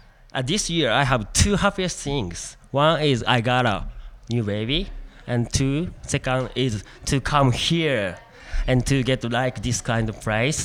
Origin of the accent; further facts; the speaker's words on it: Aichi, Japan; English is a second language; I'm from Japan, Aichi.